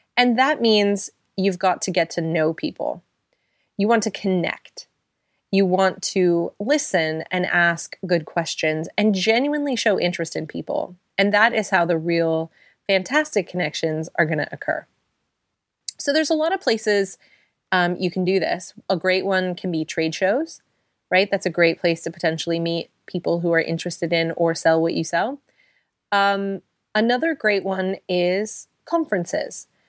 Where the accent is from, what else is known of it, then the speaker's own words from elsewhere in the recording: United States; now in London, United Kingdom; We both live in London, we're both American